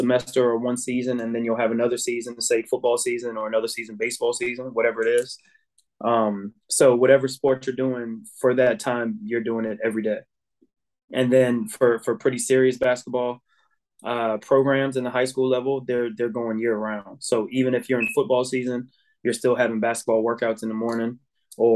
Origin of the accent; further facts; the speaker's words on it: United States; moved away as an adult; now in Ireland; I am an American